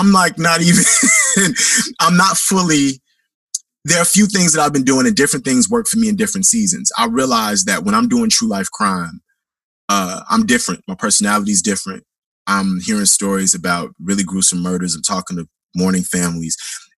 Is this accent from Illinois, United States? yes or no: yes; Chicago, Illinois, United States; accent: Chicago; yo, you sound like you got a Chicago accent. You from the States? And I'm like, yeah, I'm from the Shy.